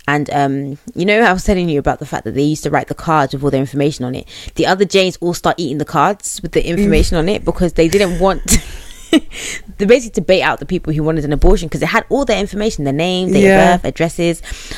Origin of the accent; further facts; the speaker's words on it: Chicago, Illinois, United States; Bitch, like, I'm from Chicago.